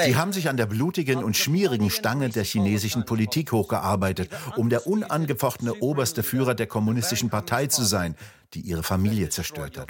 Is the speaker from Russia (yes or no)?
yes; Russia; now in United Kingdom; Ich komme aus Russland